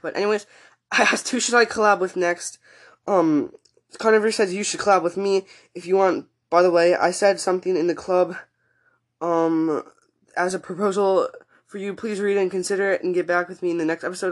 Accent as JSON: {"language": "English", "country": "United States", "said": "I'm from the U.S. I'm in Central Time Zone."}